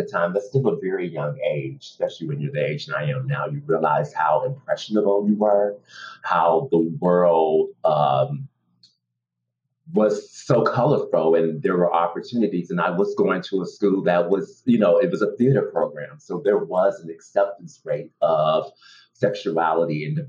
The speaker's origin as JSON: {"language": "English", "country": "United States", "said": "I'm an American actor who happens to be Black and gay."}